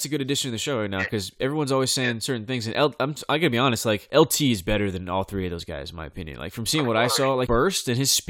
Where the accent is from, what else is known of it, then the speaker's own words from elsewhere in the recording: Bakersfield, California, United States; Leonard Williams is from my hometown too, Bakersfield, California.